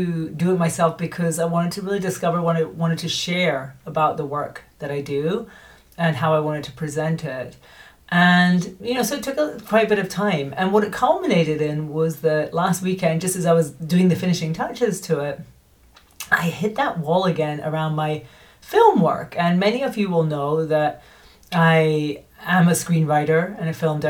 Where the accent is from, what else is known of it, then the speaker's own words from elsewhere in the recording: Scotland, United Kingdom; moved away as an adult; also born or lived in United States; now in Spain; I'm Scottish by birth, but I moved to America in 2006 and lived there until 2022, and I became an American citizen.